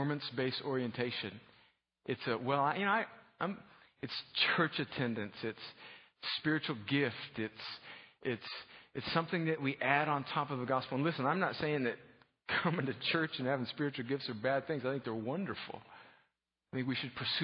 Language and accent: English; opposite Mexicali, California-Mexico border, United States; also born or lived in Los Angeles, California; I was born in Los Angeles, but when I was a young child, my parents moved down right on the Mexican border.